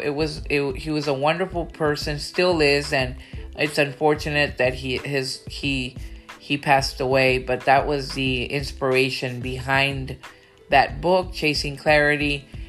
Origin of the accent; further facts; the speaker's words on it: Brownsville, Texas, United States; her and I grew up in Brownsville, Texas